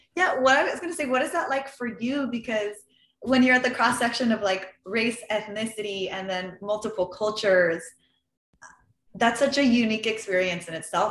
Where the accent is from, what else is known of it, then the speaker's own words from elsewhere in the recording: Los Angeles, California, United States; I grew up in the San Fernando Valley in California. So I was born and raised in a really small, very boring suburb uh, called Lakeview Terrace.